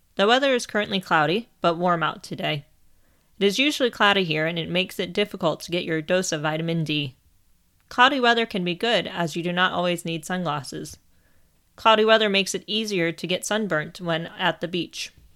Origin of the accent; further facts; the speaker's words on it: Ohio, United States; As I am from Ohio, I am trained in how to react when there is a tornado